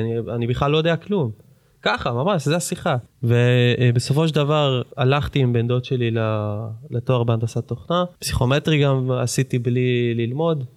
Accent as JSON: {"language": "Hebrew", "town": "Jerusalem", "region": "Jerusalem District", "country": "Israel", "tie": "born or raised there", "said": "תכונת אה, שטרן בירושלים, מגיל שנתיים ומשהו בערך שלוש, עד גיל איזה 16-17"}